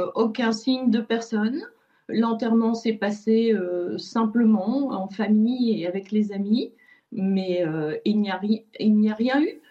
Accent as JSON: {"language": "French", "country": "France", "said": "Nous sommes français"}